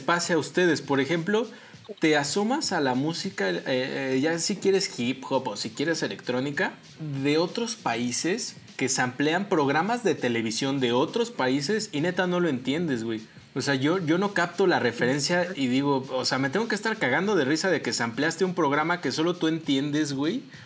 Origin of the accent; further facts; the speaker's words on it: Mexico; como mexicanos